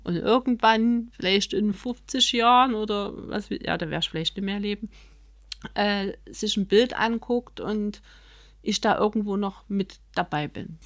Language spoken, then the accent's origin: German; Chemnitz, Saxony, Germany; wenn man hier aufgewachsen ist, so wie ich